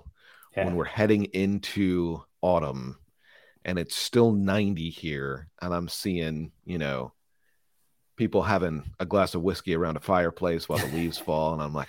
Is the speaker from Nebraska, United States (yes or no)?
yes; Omaha, Nebraska, United States; now in Bay Area, United States; And I have a similar story, because I'm from the Midwest, from Omaha, Nebraska. My dad worked for an airline, and then the first decade of my career was basically travel. So I've had the opportunity to go everywhere. Now I live in the Bay Area.